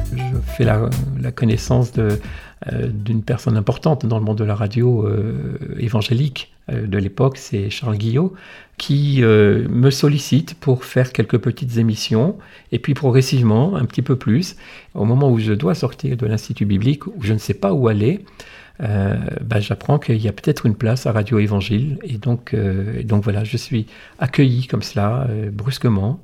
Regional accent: the Nord, Hauts-de-France, France; moved away; also born or lived in Monaco; je suis originaire du Nord, mais pas de ce grand Nord-là de, Dunkerque

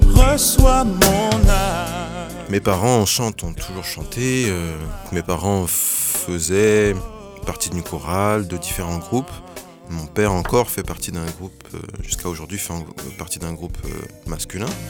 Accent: Créteil, Île-de-France, France; Je suis né à Créteil, j'ai grandi à Créteil, je suis un pur produit de Créteil

